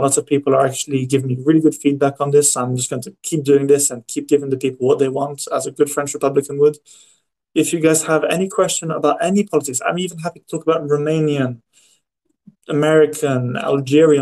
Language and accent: English; England, United Kingdom; I grew up in England.